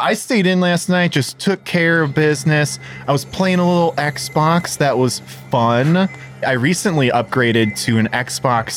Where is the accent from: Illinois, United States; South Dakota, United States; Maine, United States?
Illinois, United States; Chicago; One of my hometown hero bands